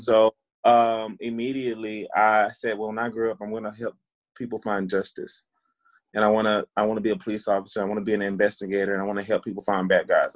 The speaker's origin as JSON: {"language": "English", "town": "Waco", "region": "Texas", "country": "United States", "tie": "born or raised there", "also_born_or_lived": "Hillsboro, Texas", "said": "I live in Waco, Texas, and work um, yeah, I grew up here in Waco. I went to Waco ISD my whole life"}